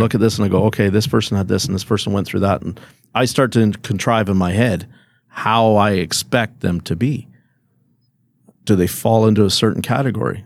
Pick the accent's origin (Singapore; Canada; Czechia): Canada; as a Canadian citizen